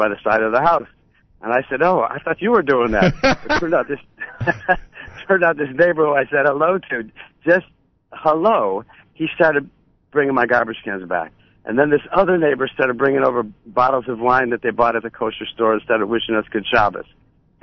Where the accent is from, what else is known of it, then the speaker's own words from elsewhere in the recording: Buffalo, New York, United States; moved away; growing up in Buffalo